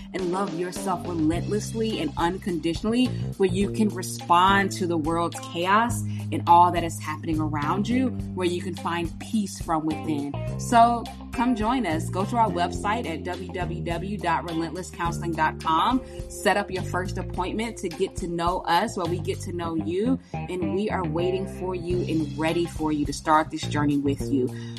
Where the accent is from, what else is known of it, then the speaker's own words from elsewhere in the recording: United States; my home country, America